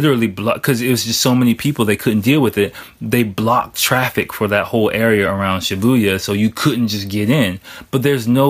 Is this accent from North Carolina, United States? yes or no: no; Washington, District of Columbia, United States; moved away; I'm from DC, I'm from America